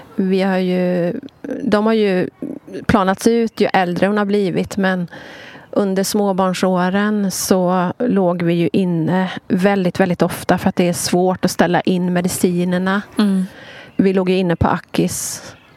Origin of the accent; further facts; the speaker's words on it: Sweden; jag är ju född och uppvuxen i Sverige